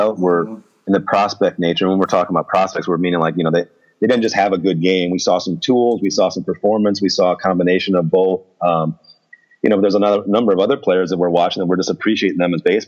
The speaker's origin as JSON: {"language": "English", "region": "Midwest", "country": "United States", "moved": "yes", "said": "I'm from the Midwest. I'm from the middle of the country"}